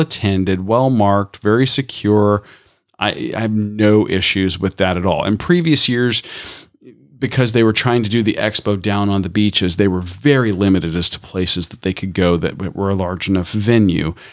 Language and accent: English; Tampa, Florida, United States; growing up in Tampa